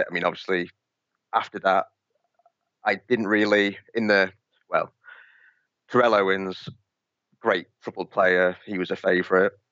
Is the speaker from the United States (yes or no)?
no; Isle of Man; accent: mixed; now in Gosport, United Kingdom; at the moment, I uh, I live down in a place called Gosport, next to Portsmouth, uh, but I'm originally from the Isle of Man so I've got a bit of a mixed accent.